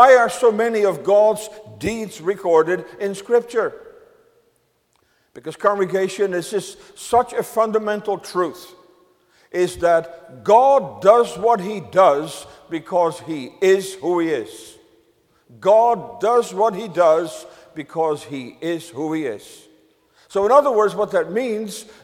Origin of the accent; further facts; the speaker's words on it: Netherlands; now in United States; When I grew up in the Netherlands